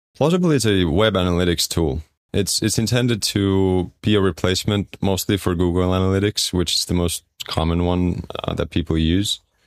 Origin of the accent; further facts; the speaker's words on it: Estonia; moved away as an adult; also born or lived in London; I'm from Estonia